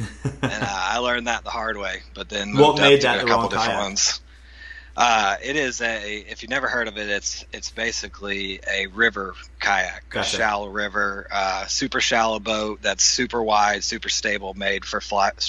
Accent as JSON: {"language": "English", "town": "Crestview", "region": "Florida", "country": "United States", "tie": "born or raised there", "moved": "as an adult", "said": "Yeah, well, I grew up in Crestview, Florida. Lived there my whole life until I went to college."}